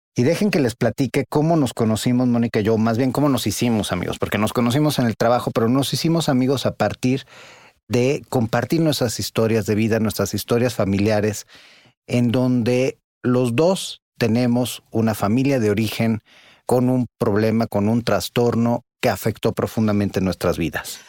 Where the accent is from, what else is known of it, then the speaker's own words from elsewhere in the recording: Mexico City, Mexico; soy el director del Observatorio Nacional Ciudadano, pero soy economista, soy psicólogo, soy chilango